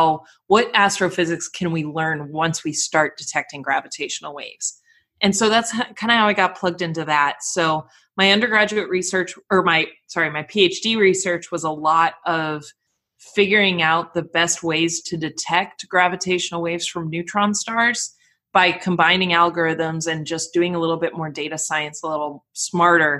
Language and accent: English; Colorado, United States; moved away as an adult; also born or lived in Glasgow, Scotland; now in Los Angeles, United States; I grew up in Colorado